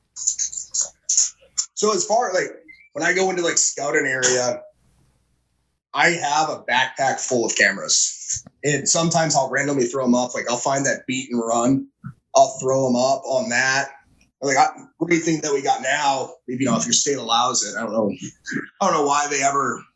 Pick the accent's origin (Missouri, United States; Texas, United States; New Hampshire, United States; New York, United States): New Hampshire, United States; I grew up in New Hampshire, so I've always kind of been in the New England area